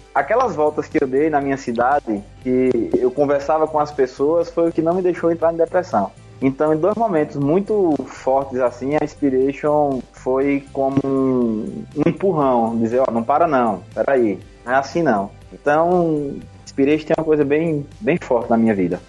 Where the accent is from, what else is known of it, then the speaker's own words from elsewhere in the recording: Pernambuco, Brazil; lá da minha terra, lá no meu sertão não sou paraibano, sou pernambucano